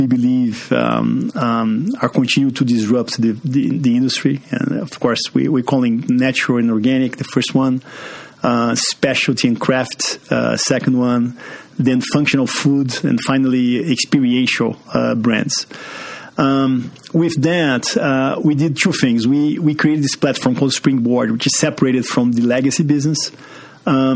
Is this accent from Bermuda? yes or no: no; Brazil; English is a second language; moved away as an adult; also born or lived in Pittsburgh; now in Chicago, United States; As you can see from this accent, I'm from Brazil. Grew up there